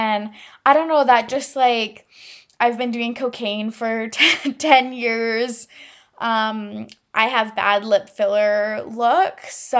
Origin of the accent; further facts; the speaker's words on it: Massachusetts, United States; accent: Boston; But that is my Boston accent. Don't at me. I know it's literal trash.